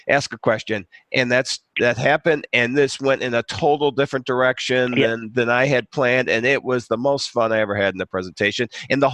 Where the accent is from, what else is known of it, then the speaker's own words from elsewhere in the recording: Chicago, Illinois, United States; I'm from Chicago.